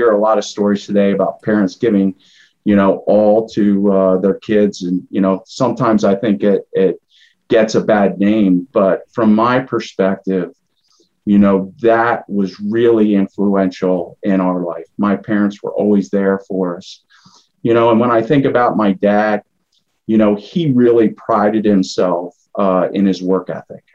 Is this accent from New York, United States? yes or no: no; Lemoyne, Pennsylvania, United States; I grew up in Limoin, Pennsylvania, which is a suburb of Harrisburg